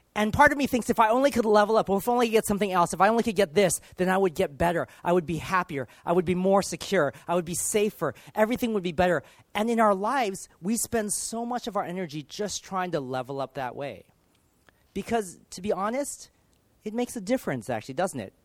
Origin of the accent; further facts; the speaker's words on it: Los Angeles, California, United States; now in United Kingdom; I grew up in the States. I grew up in Los Angeles